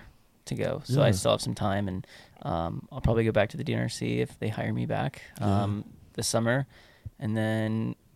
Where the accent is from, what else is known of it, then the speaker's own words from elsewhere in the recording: United States; now in Montana, United States; I'm from the Sierras